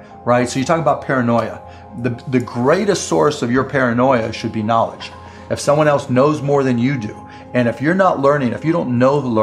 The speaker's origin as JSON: {"language": "English", "town": "Pittsburgh", "region": "Pennsylvania", "country": "United States", "tie": "born or raised there", "said": "I grew up in Pittsburgh"}